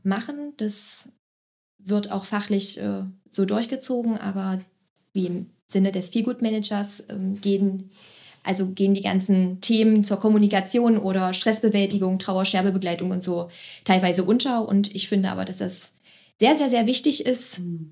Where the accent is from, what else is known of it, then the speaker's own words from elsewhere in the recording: Magdeburg, Saxony-Anhalt, Germany; also born or lived in Berlin; Ich bin in Magdeburg geboren, ich wohne hier mittlerweile auch hier